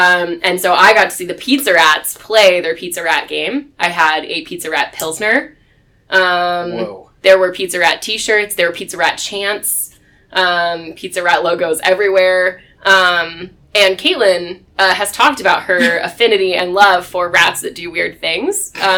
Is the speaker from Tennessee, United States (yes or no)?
no; New Jersey, United States; moved away; I grew up in New Jersey, very close to New York.